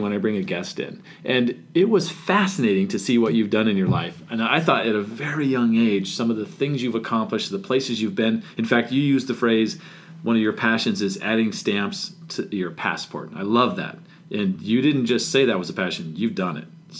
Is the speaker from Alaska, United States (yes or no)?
no; San Diego, California, United States; now in Arizona, United States; I was born and raised in San Diego